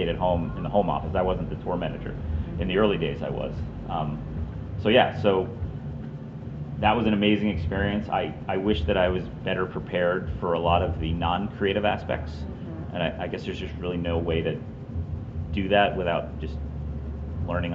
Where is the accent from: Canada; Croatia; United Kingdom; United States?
United States; Syracuse, New York; I was born in Syracuse.